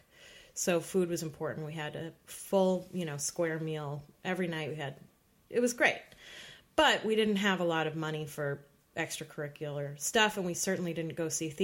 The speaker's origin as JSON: {"language": "English", "town": "New York City", "region": "New York", "country": "United States", "tie": "born or raised there", "said": "I grew up in Park Slope"}